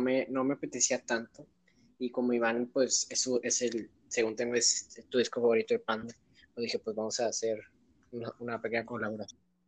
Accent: Monterrey, Nuevo León, Mexico; somos aquí de Monterrey

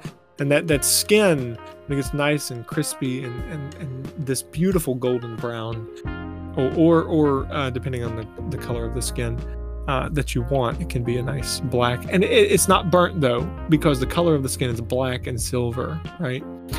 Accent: Lake Martin, Alabama, United States; And I grew up on Lake Martin, Alabama, which is a lot of fun. You know, if you've ever grown up on a lake or in a beach town, you kind of understand.

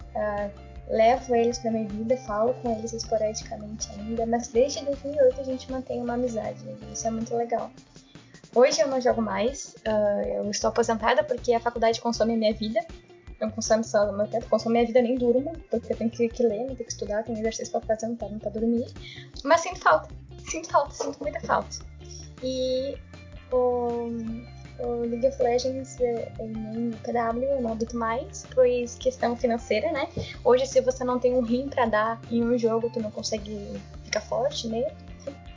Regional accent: Uruguaiana, Rio Grande do Sul, Brazil; eu morando aqui no Rio Grande do Sul, morando em Uruguaiana desde sempre

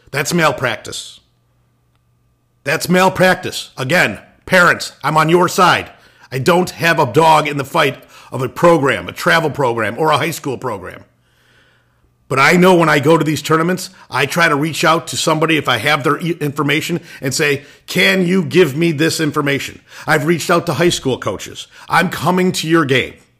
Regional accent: Illinois, United States; moved away; I was originally from Illinois

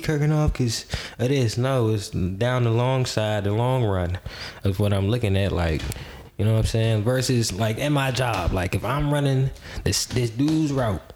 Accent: Charlotte, North Carolina, United States; moved away; also born or lived in Arlington, Virginia; I came from the South. Charlotte, North Carolina, to be exact

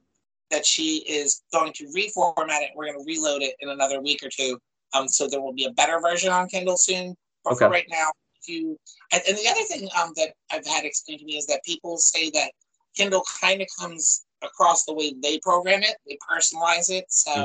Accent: Chester County, Pennsylvania, United States; moved away as an adult; also born or lived in North Jersey / West Philadelphia; I grew up in Chase County and I was living in West Philly up until two Julys ago.

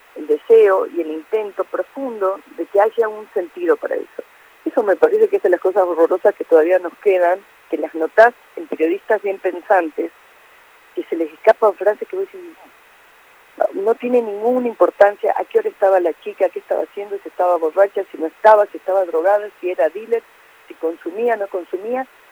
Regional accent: Salta, Argentina; yo soy de Salta

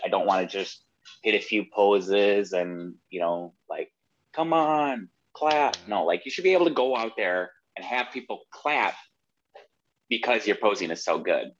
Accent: Wisconsin, United States; moved away as an adult; now in Florida, United States; I'm originally from Wisconsin

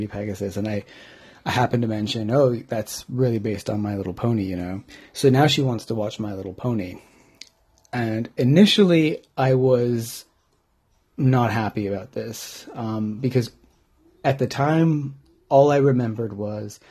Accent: home state of California, United States; moved away as an adult; now in United Kingdom; I am clearly from the United States, but I've been living in the UK for 16 years

